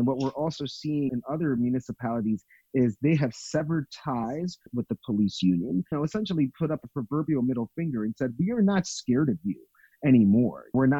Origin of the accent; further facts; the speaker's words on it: New York, United States; New York, which is my hometown